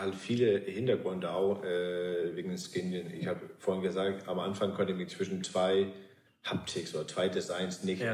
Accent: Svendborg, Southern Denmark, Denmark; now in Altes Land, Germany; Mein Heimathafen ist auch noch Svenborg in Dänemark an der Ostsee, wo ich herkomme

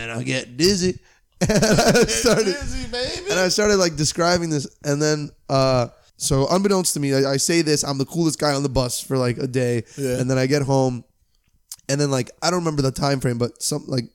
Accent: Miami, Florida, United States; moved away; also born or lived in Cleveland, Ohio; I'm from Miami, Florida, which is a larger city

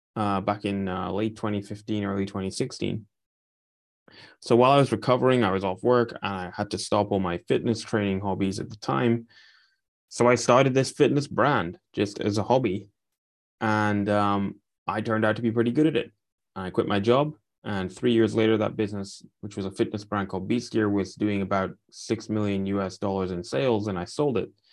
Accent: Aberdeen, Scotland, United Kingdom; I'm from a city called Aberdeen, which is an oil town

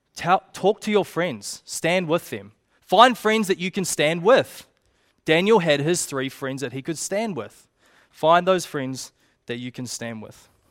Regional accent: Te Puke, Bay of Plenty, New Zealand; I grew up in Tupauki

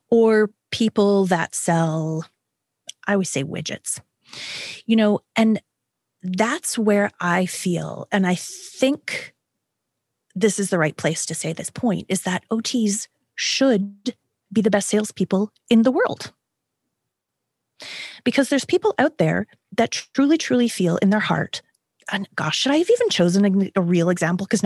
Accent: Canada; Maybe it's because I am Canadian, or maybe it's because I am 50

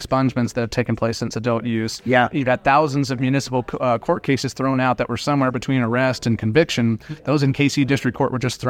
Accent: Kansas, United States; So Kansas, my home state, has a hemp program at my alma mater, K-State.

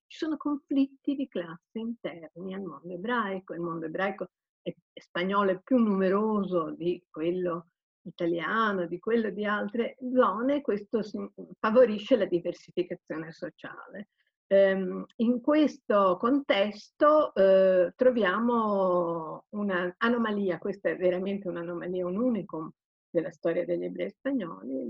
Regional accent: Turin, Piedmont, Italy; moved away; io sono torinese quindi ogni tanto rifrequento il mio mondo torinese

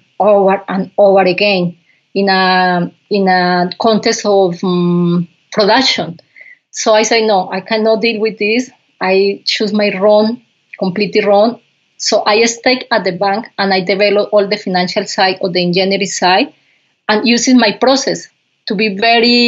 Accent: Pitalito, Huila, Colombia; first language Spanish; English is a second language; moved away as an adult; also born or lived in Bogota, Colombia; I grew up in Colombia in a little farm, coffee farm

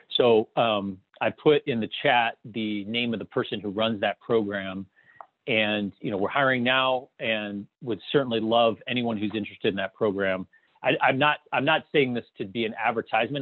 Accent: Toledo, Ohio, United States; I grew up in a small town in Ohio. It was a rural farming town. Uh, not, not, it was actually a suburb of Toledo, uh, Ohio

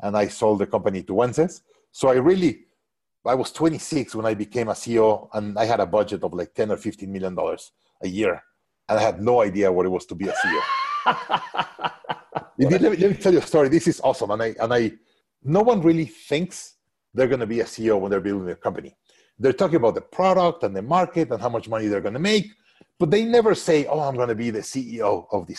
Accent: Mexico; moved away as an adult; also born or lived in Hong Kong; now in Austin, United States; the best place that I could be an entrepreneur is back in my home country. So I went back to Mexico

